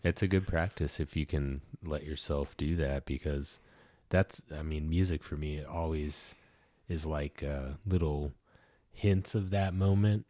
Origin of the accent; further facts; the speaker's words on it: Ohio, United States; I grew up in Ohio